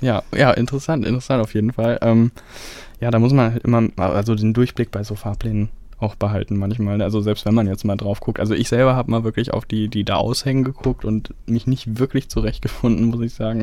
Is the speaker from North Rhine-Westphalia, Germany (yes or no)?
yes; Detmold, North Rhine-Westphalia, Germany; moved away; also born or lived in Bielefeld; ich komme ja selber ursprünglich aus Detmold